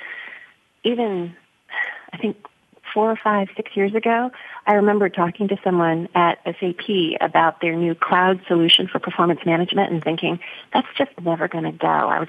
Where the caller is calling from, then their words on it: Chicago, Illinois, United States; Chicago. December. Oh. Chicago.